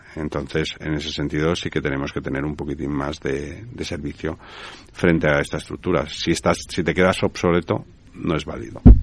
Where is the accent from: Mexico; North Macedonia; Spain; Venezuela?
Spain; Tenemos muchísimo, muchísimas cosas en España